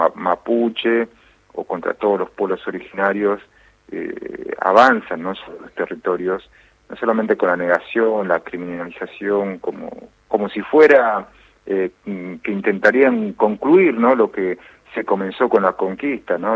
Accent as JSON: {"language": "Spanish", "region": "Jujuy", "country": "Argentina", "said": "yo soy jujeño, yo soy la mayoría en Jujuy, somos Coya"}